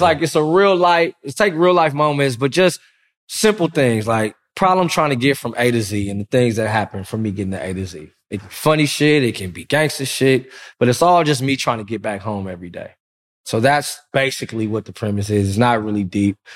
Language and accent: English; Compton, California, United States; I'm from Compton.